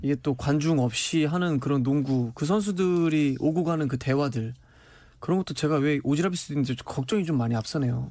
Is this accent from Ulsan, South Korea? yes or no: no; Suwon, Gyeonggi Province, South Korea; 제 고향이 수원인데